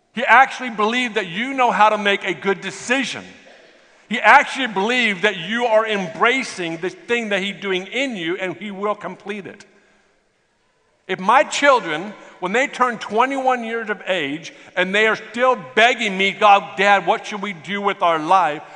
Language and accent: English; United States; I'm from America